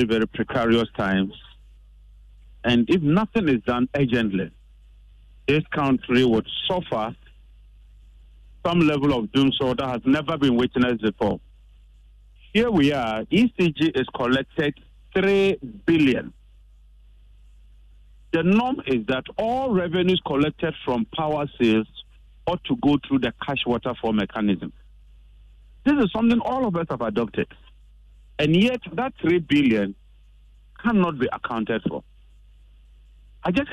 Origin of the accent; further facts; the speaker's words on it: Ghana; I'm very, very worried as a Ghanaian